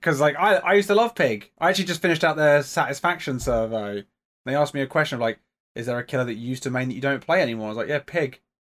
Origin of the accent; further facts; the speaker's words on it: England, United Kingdom; I'm from England.